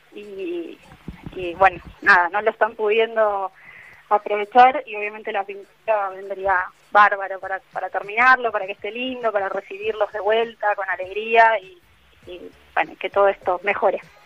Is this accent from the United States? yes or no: no; Hurlingham, Buenos Aires Province, Argentina; moved away as an adult; also born or lived in Caballito, Buenos Aires; now in Buenos Aires, Argentina; Yo soy de Burlingame